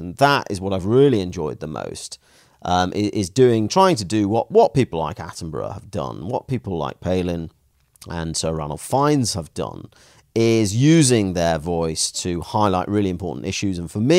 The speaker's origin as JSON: {"language": "English", "town": "Stoke-on-Trent", "region": "West Midlands", "country": "United Kingdom", "tie": "born or raised there", "said": "But the truth is, you know, I grew up in Stoke-on-Trent in a relatively, you know, poor family."}